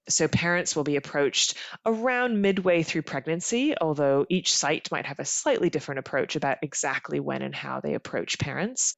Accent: Canada; accent: North American; now in United Kingdom; my accent is from the, your side of the pond, uh, because I'm from Canada originally

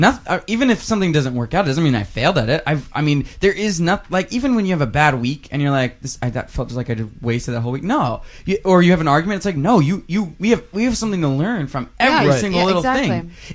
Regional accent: Texas, United States; It's part of our culture here. See, I'm from Texas, and 2 years ago, I was back home at this very location

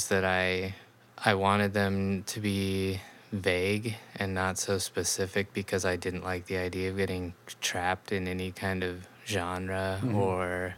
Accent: Tri-Cities, Washington, United States; moved away as an adult; also born or lived in Los Angeles; now in Seattle, United States; I had moved from Los Angeles back to my hometown in Tri-Cities

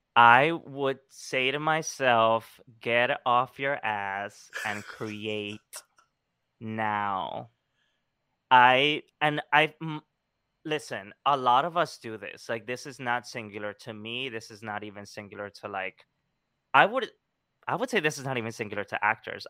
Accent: Colombia; moved away; growing up in Colombia, I was always, like, you know, taking things out of the trash

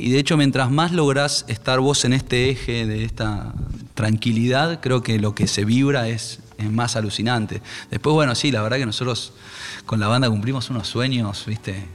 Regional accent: Argentina

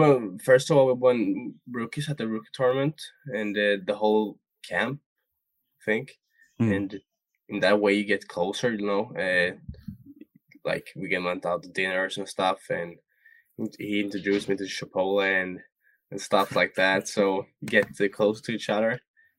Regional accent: Sweden; So yeah, we're different from Sweden.

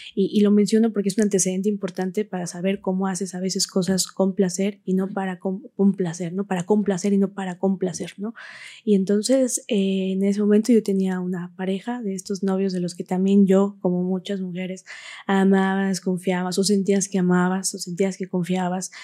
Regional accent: Huauchinango, Puebla, Mexico; soy originaria de Huachinango, Puebla, ahí nací, ahí crecí

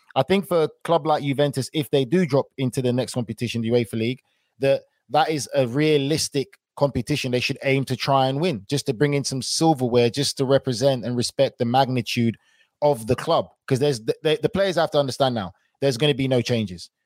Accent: London, United Kingdom; I was born in London

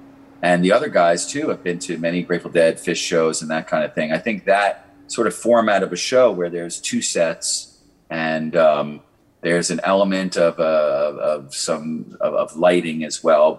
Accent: Long Island, New York, United States; now in Nashville, United States; You know, I moved to Nashville from Long Island, you know, as a bluegrass guitar player.

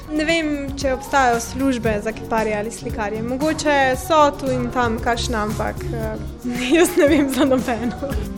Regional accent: Velenje, Slovenia; prihajam iz Velenja

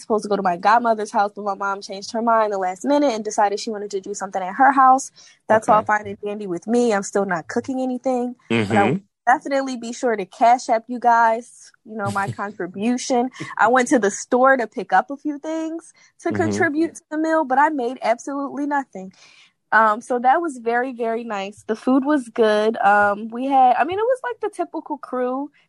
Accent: Philadelphia, Pennsylvania, United States; moved away; So I was back in my hometown from Saturday to Sunday. Shout out to Philly.

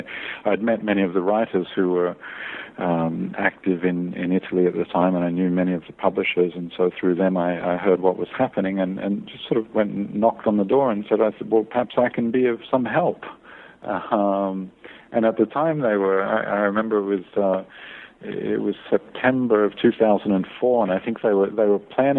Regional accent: Australia; born there; moved away as an adult; also born or lived in California / Scotland / France; Well, I was born in Australia and left when I was 21 for the great big world outside of Australia, and ended up in California for a few years.

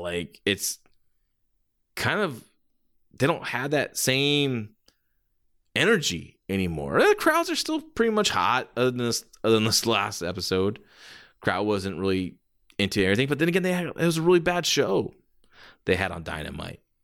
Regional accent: San Jose, California, United States; my hometown, San Jose

